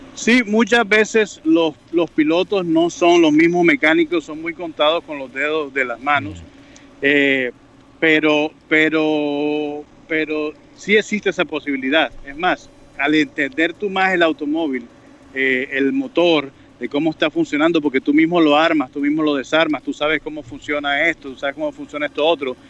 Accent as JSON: {"language": "Spanish", "country": "Colombia", "said": "nosotros como colombianos"}